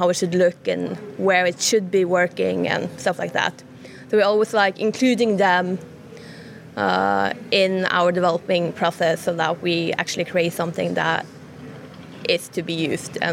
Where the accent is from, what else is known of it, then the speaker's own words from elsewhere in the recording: Norway; I'm from Norway